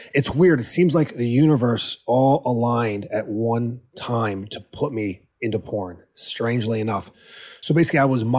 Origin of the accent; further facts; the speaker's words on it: Philadelphia, Pennsylvania, United States; moved away; I was from Philly.